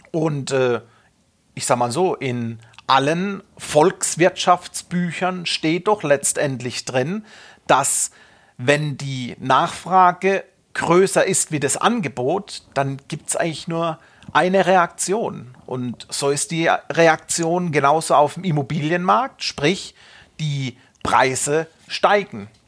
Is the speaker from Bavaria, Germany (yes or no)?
yes; Munich, Bavaria, Germany; Und bleiben wir wieder in meiner Heimatstadt in München, es wird schwierig.